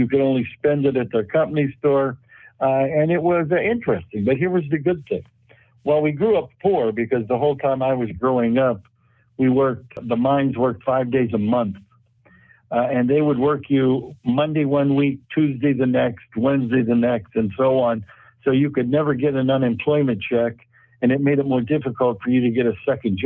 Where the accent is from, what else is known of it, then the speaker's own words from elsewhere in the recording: about 75 miles south of Pittsburgh, Pennsylvania, United States; I grew up really about 75 miles south of Pittsburgh and about 4 or 5 miles north